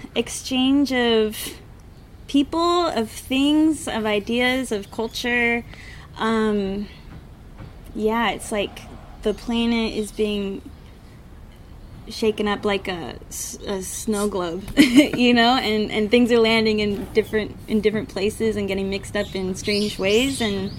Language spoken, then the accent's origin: English; San Diego, California, United States; moved away as an adult; also born or lived in Mexico City; now in Jeju, South Korea; a Starbucks in San Diego where I'm from, and the same as a Starbucks in Mexico City where I lived.